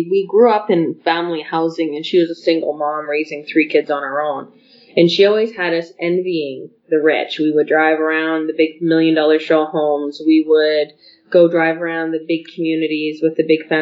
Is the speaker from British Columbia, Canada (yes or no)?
no; Calgary, Alberta, Canada; we grew up in Calgary housing